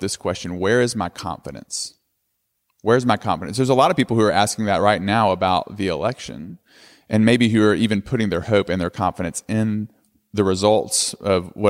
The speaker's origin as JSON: {"language": "English", "town": "Tuscumbia", "region": "Alabama", "country": "United States", "tie": "born or raised there", "moved": "yes", "said": "my hometown, Tuscumbia, Alabama"}